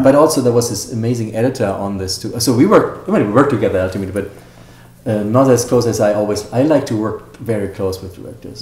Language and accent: English; Germany; also born or lived in Hollywood; now in United States; when I grew up in Germany